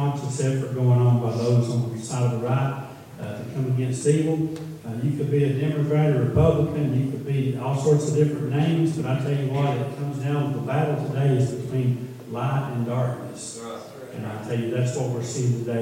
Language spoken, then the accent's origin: English; Pikeville, Tennessee, United States; We come from Pikeville, Tennessee